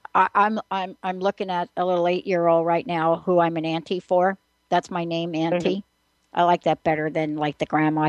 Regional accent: New York, United States; I grew up in New York

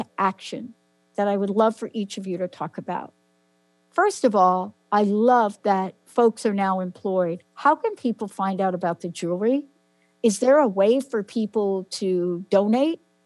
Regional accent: New Jersey, United States; moved away; also born or lived in New York; I was born in New York, lived in New Jersey most of my life

